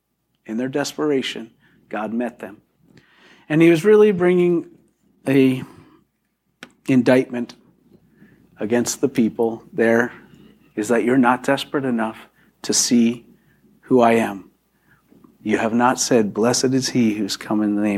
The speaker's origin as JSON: {"language": "English", "town": "Philadelphia", "region": "Pennsylvania", "country": "United States", "said": "I am from Philadelphia"}